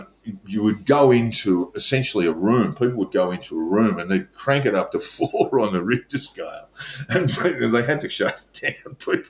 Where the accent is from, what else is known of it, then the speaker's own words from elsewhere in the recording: Melbourne, Victoria, Australia; as a youth growing up in Melbourne, I we had the occasional earthquake